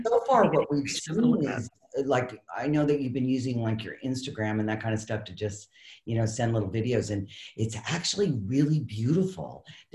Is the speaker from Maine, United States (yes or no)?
yes; Maine, United States; now in California, United States; I'm originally from Maine